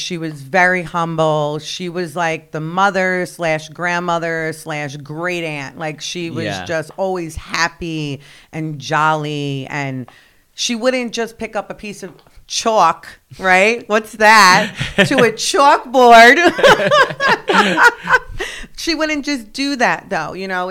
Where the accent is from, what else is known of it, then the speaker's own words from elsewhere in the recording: New York City, New York, United States; also born or lived in Colombia; yeah, I'm from here. And he's like, your accent. I was like, I know, I'm adopted. I grew up in New York. I'm like, it's a whole thing. In Staten Island, New York, actually.